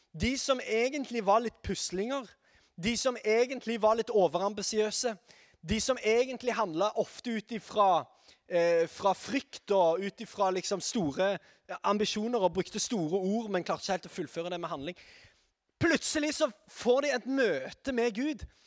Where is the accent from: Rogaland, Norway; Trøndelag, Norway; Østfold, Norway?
Rogaland, Norway; Sandnes; er fra Sandnes